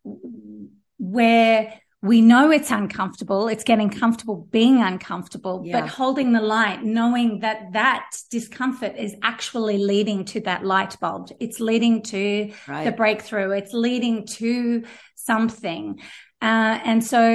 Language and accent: English; South Africa; now in Australia; me growing up in South Africa was an amazing place